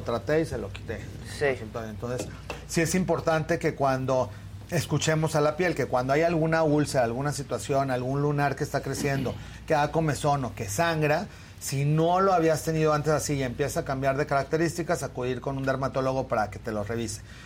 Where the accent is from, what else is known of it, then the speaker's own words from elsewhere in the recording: Torreón, Coahuila, Mexico; moved away; yo me acuerdo cuando era niño y que vivía en Torreón